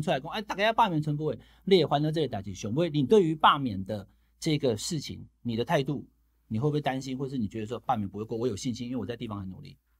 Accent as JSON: {"language": "Chinese", "region": "Taichung", "country": "Taiwan", "tie": "born or raised there", "said": "我台中花园中学"}